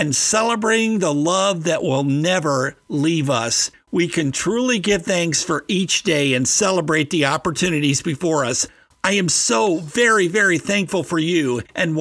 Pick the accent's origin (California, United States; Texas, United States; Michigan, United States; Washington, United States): Michigan, United States; Detroit; growing up in the Detroit area